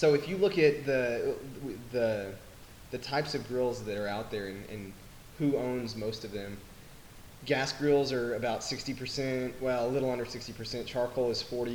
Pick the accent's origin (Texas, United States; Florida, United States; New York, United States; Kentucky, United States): Texas, United States; Lubbock; I'm from Lubbock